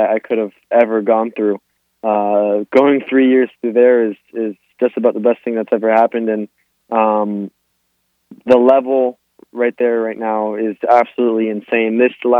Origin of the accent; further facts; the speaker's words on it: Miami, Florida, United States; I was born here in Miami, Florida, but both of my parents are Argentinian